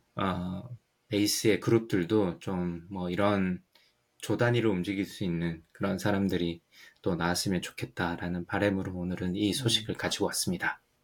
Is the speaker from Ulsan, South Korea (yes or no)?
yes; Ulsan, South Korea; now in United States; 저는 시골 울산이라 가지고 MTV가 없어서